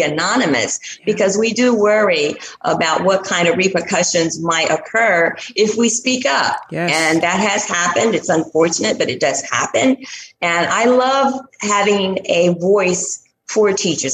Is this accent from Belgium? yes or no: no; Statesville, North Carolina, United States; moved away; I will be back in my hometown, Statesville, North Carolina